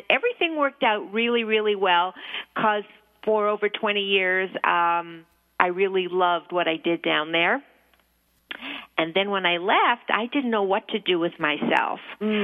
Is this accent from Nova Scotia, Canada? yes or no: no; Toronto, Ontario, Canada; moved away as an adult; also born or lived in New York; I'm from Toronto.